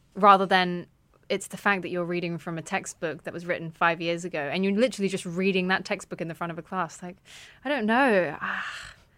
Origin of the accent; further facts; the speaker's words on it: United Kingdom; I was raised outside of London in a, a, an OAP town